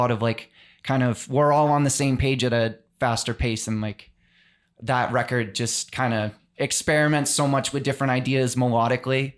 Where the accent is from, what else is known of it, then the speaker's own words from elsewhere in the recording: South Shore, Massachusetts, United States; we're all from the South Shore